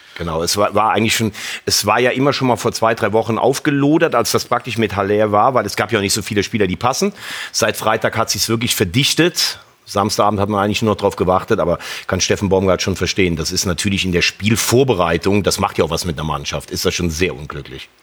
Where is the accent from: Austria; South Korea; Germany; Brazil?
Germany; Rhineland; Ich bin kein Kölner, kein Gebürtiger, ich bin Rheinländer.